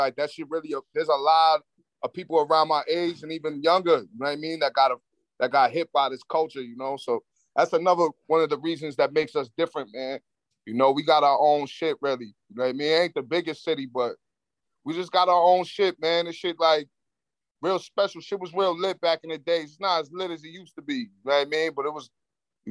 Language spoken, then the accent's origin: English; Lynn, Massachusetts, United States; also born or lived in Philadelphia; I'm not from Boston. I'm from Lynn.